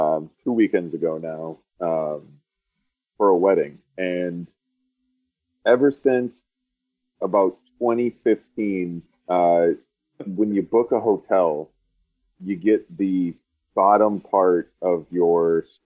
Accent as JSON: {"language": "English", "region": "Wisconsin", "country": "United States", "said": "I am from Wisconsin."}